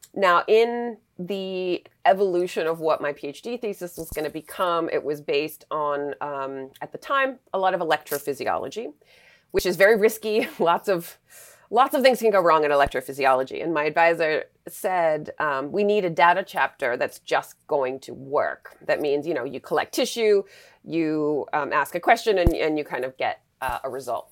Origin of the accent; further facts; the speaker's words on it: Western Massachusetts, United States; I grew up in Western Massachusetts, so we didn't live at the beach